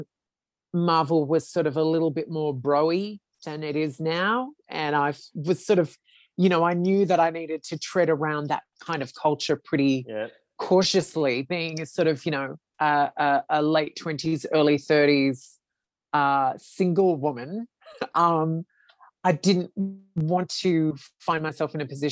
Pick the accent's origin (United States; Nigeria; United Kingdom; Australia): Australia; Being an Australian